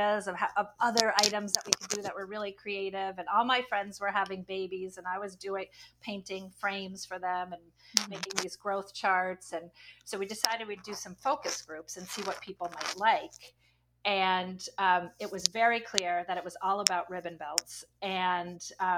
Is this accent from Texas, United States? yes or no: no; upstate New York, United States; now in Boston, United States; I grew up in upstate New York near the Canadian border in a little teeny tiny town